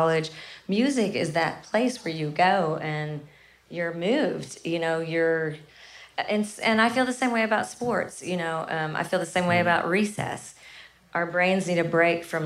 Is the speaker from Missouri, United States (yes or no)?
yes; Kennett, Missouri, United States; I'm from a really small town called Kennett, Missouri